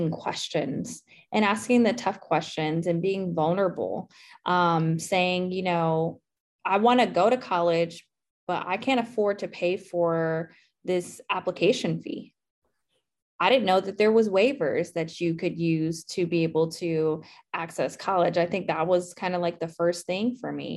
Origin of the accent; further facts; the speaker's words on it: Southern California, United States; moved away as an adult; also born or lived in Mississippi / Auburn, Alabama; now in Atlanta, United States; I'm originally from Southern California, so I'm a Cali girl